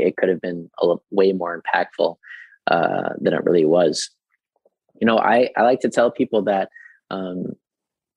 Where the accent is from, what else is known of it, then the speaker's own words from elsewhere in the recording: Long Island, New York, United States; I'm originally from Long Island